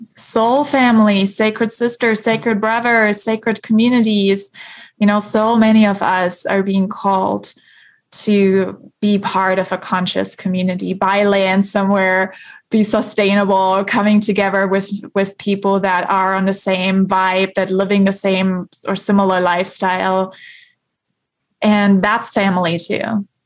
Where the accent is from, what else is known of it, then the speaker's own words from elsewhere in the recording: Germany; moved away; I love going back to the church in my hometown in Germany.